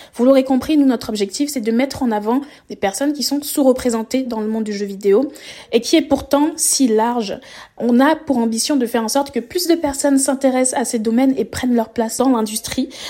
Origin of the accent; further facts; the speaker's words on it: France; also born or lived in Paris; je suis française, basée à Paris